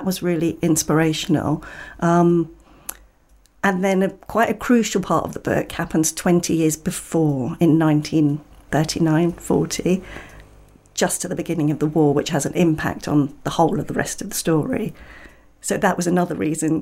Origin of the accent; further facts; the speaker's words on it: London, United Kingdom; I did grow up in London, well, in the suburbs of North London